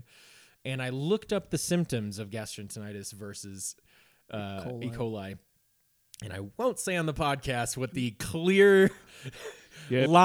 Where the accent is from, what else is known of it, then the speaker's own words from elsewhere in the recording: Naperville, Illinois, United States; It was definitely in my hometown. It was like in Naperville